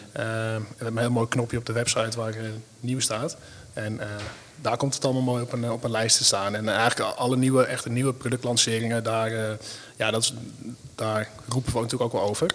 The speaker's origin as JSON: {"language": "Dutch", "town": "Mijdrecht", "region": "Utrecht", "country": "Netherlands", "said": "het Meidrecht, waar ik vandaan kom"}